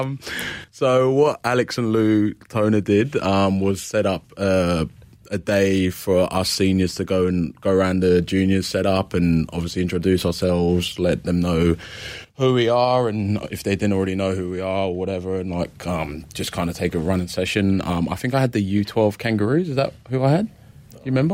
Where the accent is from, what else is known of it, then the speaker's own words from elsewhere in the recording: London, United Kingdom; also born or lived in Adelaide, Australia; now in Victoria, Australia; I grew up in London, England. Um, central London